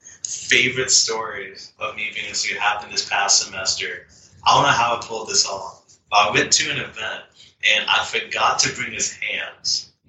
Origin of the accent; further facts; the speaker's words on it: Durham, North Carolina, United States; the Durham Bulls, because that's my hometown, and I grew up watching that mascot since I was, like, 5, going to the Durham Bulls games.